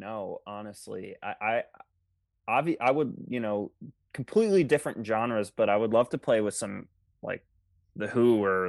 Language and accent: English; Baltimore, Maryland, United States; I'm from Baltimore.